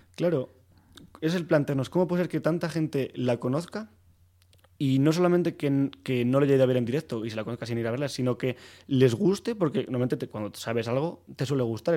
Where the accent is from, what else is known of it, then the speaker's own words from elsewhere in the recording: Soria, Castile and León, Spain; moved away as an adult; now in Madrid, Spain; yo soy de Soria y llegué aquí a Madrid a estudiar arquitectura y había hecho piano en Soria